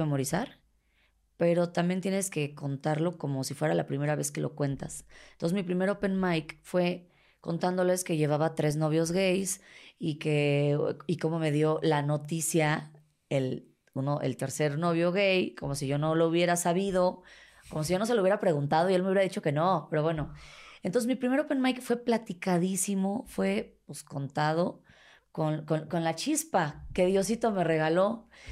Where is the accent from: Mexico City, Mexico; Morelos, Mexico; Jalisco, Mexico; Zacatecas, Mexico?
Mexico City, Mexico; accent: chilango; soy chilanga, que soy de la Ciudad de México